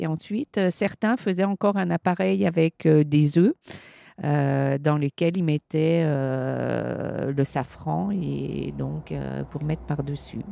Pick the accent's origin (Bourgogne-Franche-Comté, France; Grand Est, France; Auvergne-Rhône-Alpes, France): Auvergne-Rhône-Alpes, France; Saint-Jean-de-Maurienne; je suis native de Saint-Jean-de-Maurienne